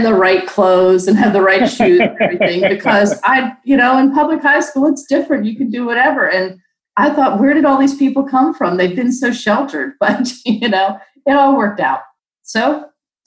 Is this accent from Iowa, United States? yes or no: no; Maryland, United States; moved away as an adult; also born or lived in Virginia; I grew up in Maryland and I moved to Virginia right out of school